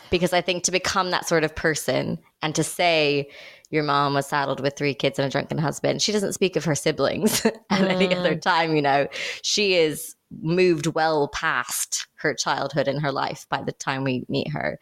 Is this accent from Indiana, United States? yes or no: yes; Indiana, United States; growing up in Indiana